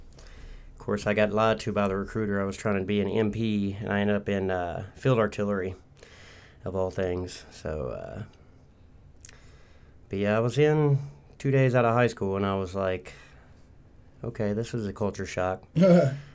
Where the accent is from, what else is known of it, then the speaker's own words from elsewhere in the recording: Lexington, Kentucky, United States; also born or lived in Orlando, Florida / Nashville, Tennessee / Clarksville, Tennessee / Bourbon County, Kentucky; I was born in Lexington, Kentucky